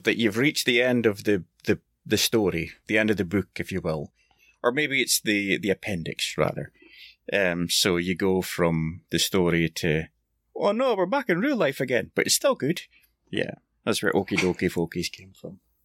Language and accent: English; Scotland, United Kingdom; I'm Scottish